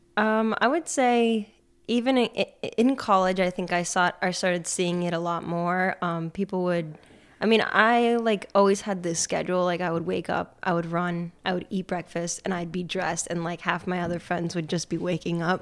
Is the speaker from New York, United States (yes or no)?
yes; Peru, New York, United States; I grew up in Pru, New York